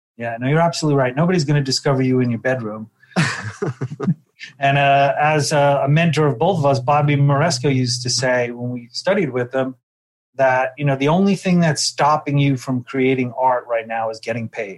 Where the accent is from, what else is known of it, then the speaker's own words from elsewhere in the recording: New York City, New York, United States; moved away as an adult; now in Los Angeles, United States; my day growing up in Brooklyn